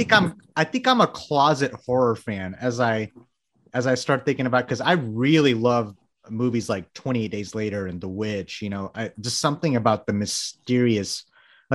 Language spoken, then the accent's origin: English; Bangladesh; moved away; I was born in Bangladesh.